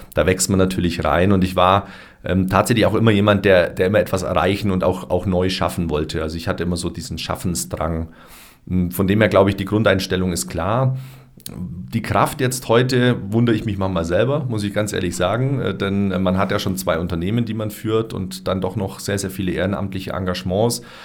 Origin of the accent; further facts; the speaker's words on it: Augsburg, Bavaria, Germany; moved away as an adult; also born or lived in Hopferau; now in Füssen, Germany; Dann bin ich nochmal zurück in meine Heimatstadt, nach Augsburg